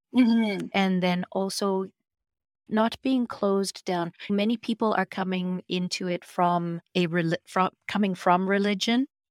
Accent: Victoria, British Columbia, Canada; moved away as an adult; now in Vancouver, Canada; Steve and I moved here from Victoria, which is where uh, I spent most of my life growing up. We moved to Vancouver

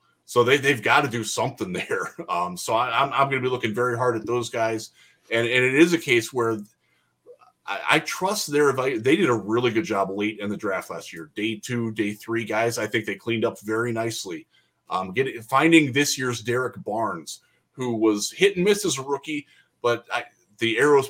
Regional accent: Cleveland, Ohio, United States; moved away; I am from Cleveland originally.

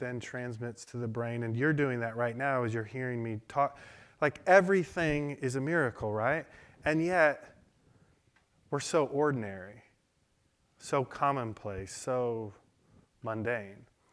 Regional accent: Detroit, Michigan, United States; I learned that in Detroit. I grew up in Detroit.

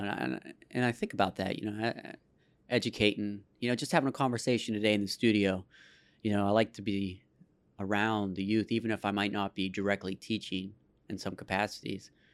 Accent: Pittsburgh, Pennsylvania, United States; I was born in the South Hills in, uh, Baldwin Whitehall

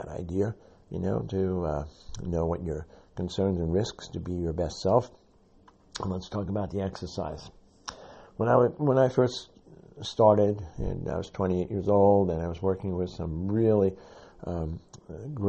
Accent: New York City, New York, United States; I'm a New Yorker and from the South Bronx

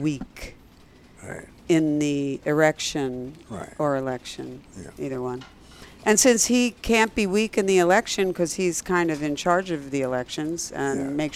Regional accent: Philadelphia, Pennsylvania, United States; I'm Mongolian, I'm Ukrainian, I'm Philadelphian, a little bit of French.

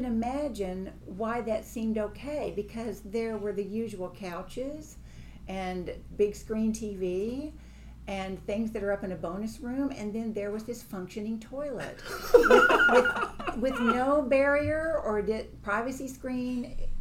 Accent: Kentucky, United States; now in Nashville, United States; I'm from Kentucky, raised in a big family

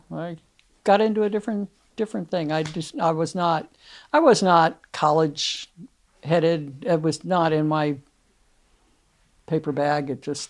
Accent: New York, United States; Long Island.

